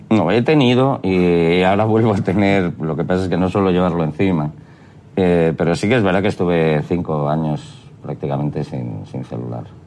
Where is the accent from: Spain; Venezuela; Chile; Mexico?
Spain; en mi país